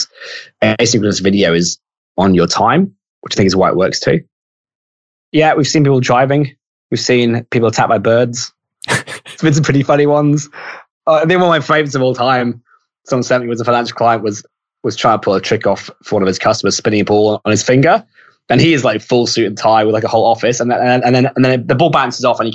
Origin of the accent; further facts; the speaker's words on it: United Kingdom; now in Australia; I'm British and I'm in Australia